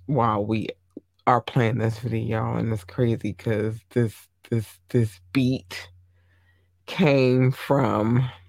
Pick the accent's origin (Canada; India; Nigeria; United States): United States; Maryland; When you, as a Marylander, because I'm from Maryland, I will say this, it's, every state has a different situation, right?